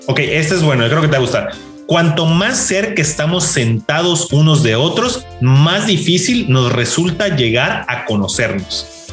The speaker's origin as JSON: {"language": "Spanish", "country": "Mexico", "said": "yo como mexicano"}